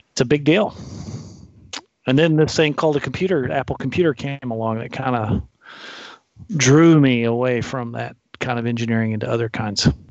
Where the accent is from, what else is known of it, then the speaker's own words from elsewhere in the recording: Fort Worth, Texas, United States; I'm from Fort Worth.